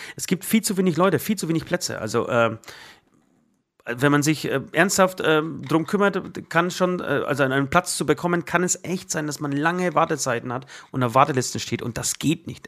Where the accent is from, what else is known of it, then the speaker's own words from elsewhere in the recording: Poland; German is a second language; moved away; ich aus Polen komme.